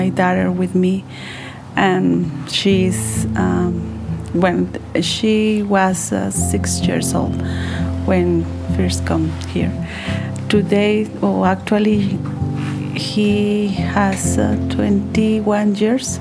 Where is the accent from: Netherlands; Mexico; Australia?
Mexico; English is a second language; moved away as an adult; now in United States; I'm from Mexico